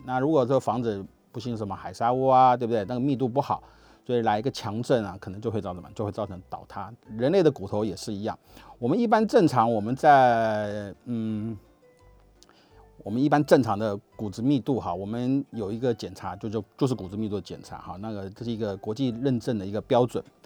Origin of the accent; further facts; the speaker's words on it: Taiwan; 我们台湾话